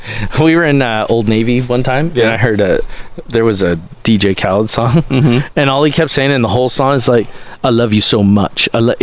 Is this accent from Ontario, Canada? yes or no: yes; Cambridge, Ontario, Canada; We're buddies because we're both from the Toronto area. I'm going to say Cambridge is kind of like Toronto.